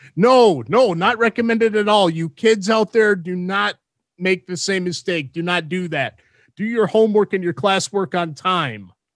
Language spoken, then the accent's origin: English; Minnesota, United States; Minnesota Wild, my home state